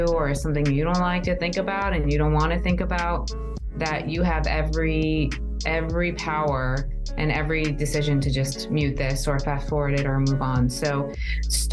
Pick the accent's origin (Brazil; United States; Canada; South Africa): United States; also born or lived in New Jersey; now in Arizona, United States; I grew up on the East Coast in New York and New Jersey, in a very diverse community with a very diverse family